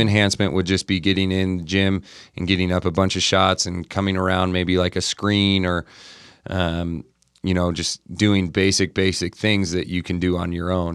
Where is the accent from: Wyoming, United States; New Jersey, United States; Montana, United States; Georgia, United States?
Montana, United States; now in Utah, United States; I grew up in Montana, um, I had older brothers and sisters